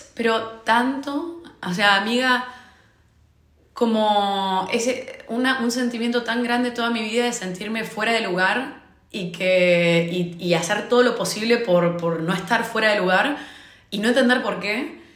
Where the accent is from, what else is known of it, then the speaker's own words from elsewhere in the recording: Argentina; moved away as an adult; now in Dublin, Ireland; soy argentina, vivo en Dublín